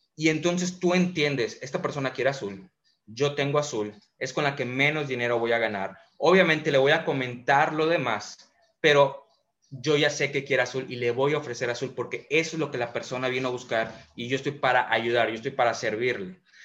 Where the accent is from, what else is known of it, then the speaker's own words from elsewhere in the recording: Mérida, Yucatán, Mexico; Soy de Mérida, Yucatán, 30 años, emprendedor